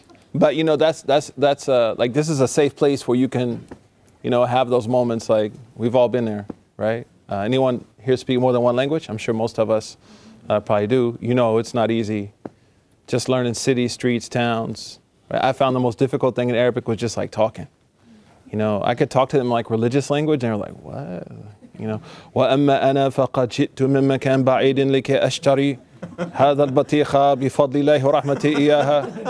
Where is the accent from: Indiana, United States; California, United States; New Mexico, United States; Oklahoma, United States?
Oklahoma, United States; I'm from Oklahoma.